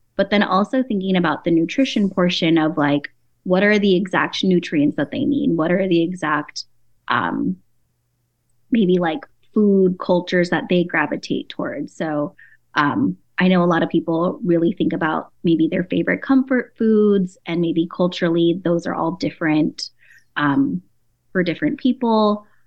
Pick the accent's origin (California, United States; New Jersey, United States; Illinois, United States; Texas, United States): California, United States; San Diego; I'm Filipino and Chinese. I grew up in San Diego